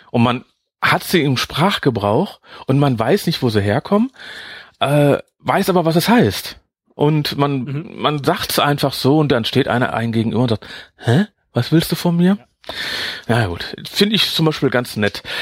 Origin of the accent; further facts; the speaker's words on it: Netherlands; ja, ich bin sechs Jahre in Holland groß geworden, also deswegen.